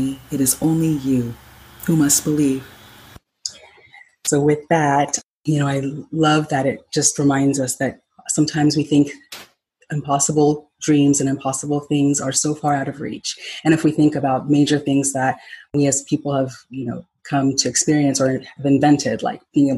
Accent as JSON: {"language": "English", "country": "Ghana", "moved": "yes", "said": "Since I'm originally from Ghana"}